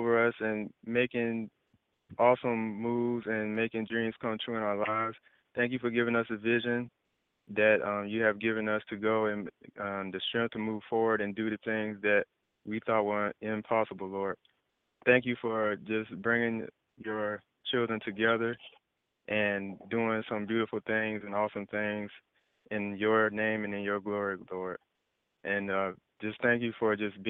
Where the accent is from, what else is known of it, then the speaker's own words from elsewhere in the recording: Jacksonville, Florida, United States; I've been born and raised in Jacksonville, Florida.